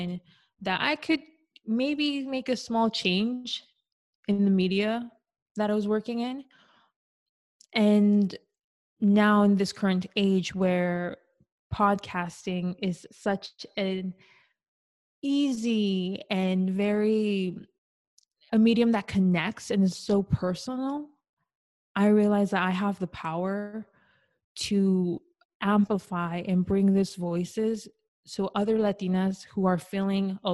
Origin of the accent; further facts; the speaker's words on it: Orange County, California, United States; growing up in Orange County and then going to a private school where it was mainly white Americans, and I was only, you know, the few, like one of four Mexican American students